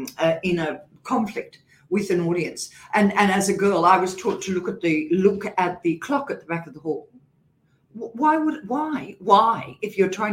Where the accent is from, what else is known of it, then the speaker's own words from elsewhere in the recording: Queensland, Australia; accent: Queensland; Well, I used to speak really high, and I'm a Queenslander as well, so I had a Queensland accent, really high Queensland accent.